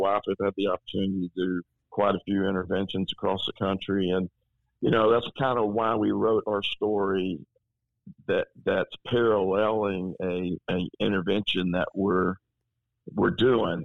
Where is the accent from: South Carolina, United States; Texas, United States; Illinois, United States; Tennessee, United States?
Texas, United States; Tyler; growing up in Tyler, Texas